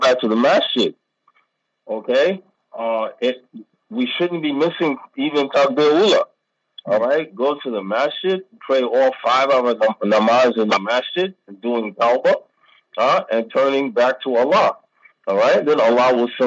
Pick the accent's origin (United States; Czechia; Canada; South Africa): United States; now in Pakistan; I'm American